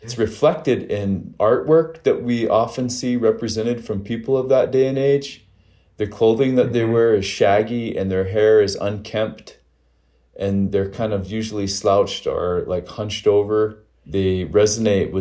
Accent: Crow Agency, Montana, United States; now in Bozeman, United States; I live in Bozeman, Montana. And, you know, I hail from Crow Agency

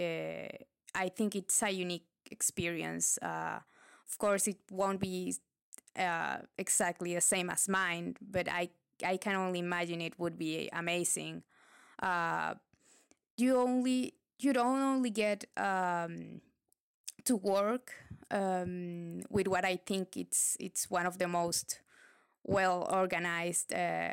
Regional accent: Santiago, Santiago Metropolitan Region, Chile; I was from Chile

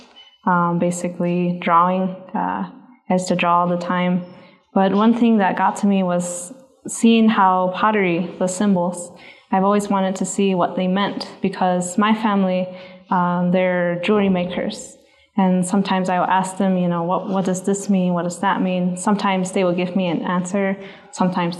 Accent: Zuni Pueblo, New Mexico, United States; I'm from the Pueblo of Zuni

